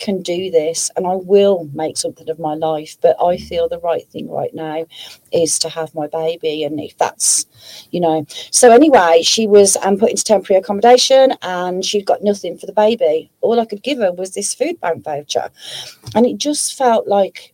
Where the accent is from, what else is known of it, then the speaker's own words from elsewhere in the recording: Black Country, West Midlands, United Kingdom; I'm from the Black Country, growing up all my life in the Black Country